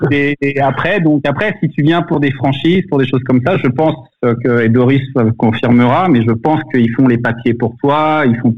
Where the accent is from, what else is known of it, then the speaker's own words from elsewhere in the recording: United States; que je suis américain.